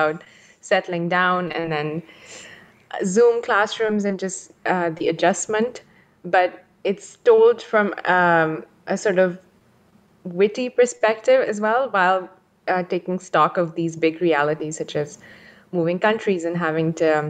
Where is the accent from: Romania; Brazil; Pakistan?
Pakistan; moved away as an adult; also born or lived in Germany / Netherlands; now in San Ramon, United States; I was born in Pakistan